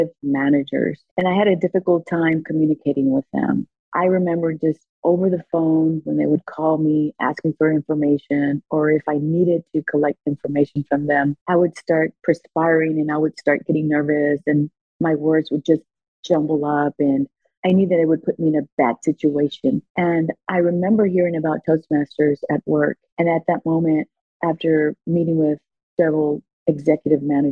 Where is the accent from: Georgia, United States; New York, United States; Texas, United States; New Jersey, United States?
Texas, United States; Houston; English is a second language; I was born and raised in Houston. I was raised on the east side of Houston